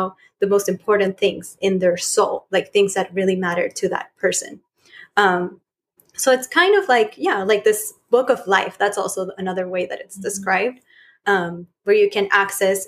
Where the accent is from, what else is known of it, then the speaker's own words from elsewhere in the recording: Chile; moved away as an adult; I was born in Chile and I'm from Chile. And I moved here like 5 years ago.